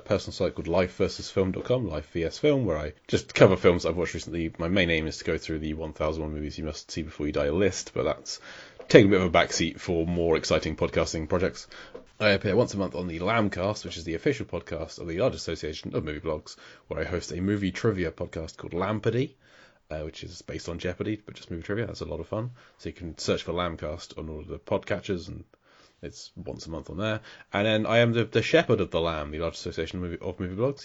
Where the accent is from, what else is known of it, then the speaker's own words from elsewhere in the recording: England, United Kingdom; as an Englishman